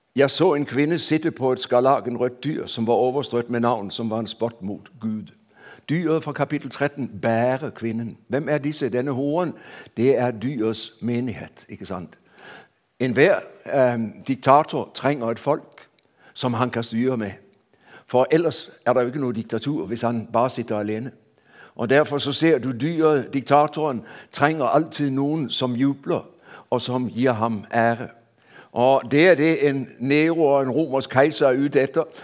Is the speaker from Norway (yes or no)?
no; Denmark; Jeg ble født i Danmark før man innførte hastighetsbegrensning